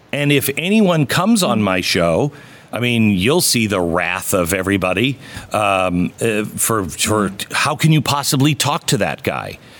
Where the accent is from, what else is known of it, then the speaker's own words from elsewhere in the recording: Pacific Northwest, United States; grew up in the Pacific Northwest